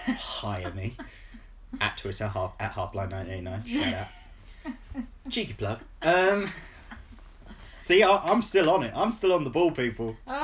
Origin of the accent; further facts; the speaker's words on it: England, United Kingdom